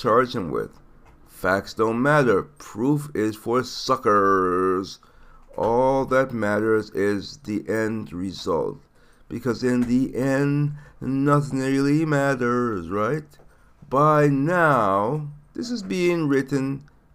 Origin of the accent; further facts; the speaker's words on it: U.S. Virgin Islands; moved away; I am from St. Thomas